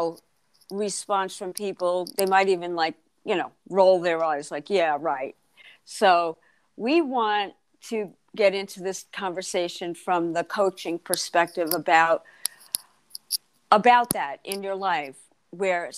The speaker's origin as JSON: {"language": "English", "town": "Freeport", "region": "New York", "country": "United States", "tie": "born or raised there", "moved": "as an adult", "said": "I grew up in Freeport the first 30 years of my life."}